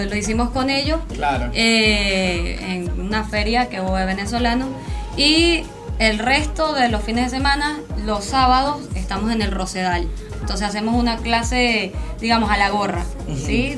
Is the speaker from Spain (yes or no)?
no; Venezuela; now in Argentina; todos son, somos venezolanos